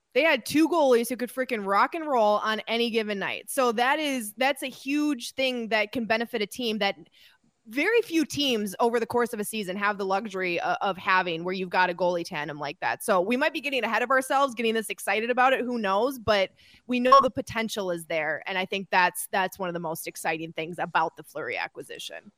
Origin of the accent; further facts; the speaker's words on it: Minnesota, United States; I'm a Minnesotan